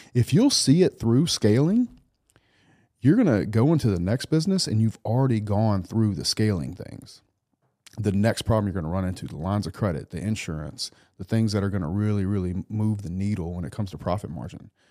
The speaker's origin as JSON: {"language": "English", "region": "South Louisiana", "country": "United States", "tie": "born or raised there", "moved": "yes"}